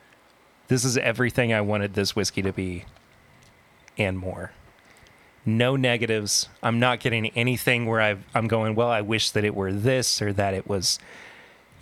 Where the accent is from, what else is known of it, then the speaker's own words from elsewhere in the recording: Kentucky, United States; growing up in Kentucky